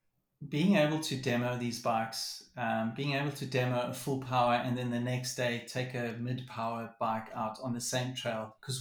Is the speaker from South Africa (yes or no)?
yes; South Africa; just lining up as a South African downhiller, lining up on a World Cup track as your first experience overseas